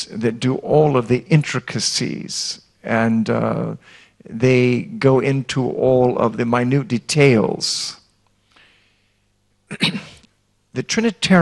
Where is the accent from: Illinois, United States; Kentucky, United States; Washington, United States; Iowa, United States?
Iowa, United States; I grew up in Iowa